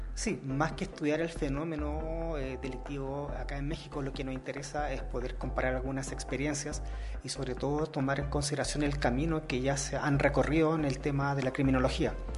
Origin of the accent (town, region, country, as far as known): Chile